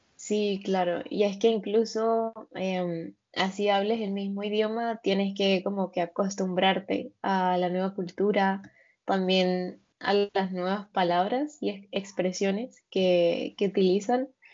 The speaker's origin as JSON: {"language": "Spanish", "country": "Venezuela", "tie": "born or raised there", "also_born_or_lived": "Norway / Colombia", "moved": "as an adult", "lives_now": "Alicante, Spain", "said": "yo soy de Venezuela, de una ciudad que está muy cerca de Colombia. Y, y bueno, sí, soy de Venezuela, toda, casi toda mi vida viví allí."}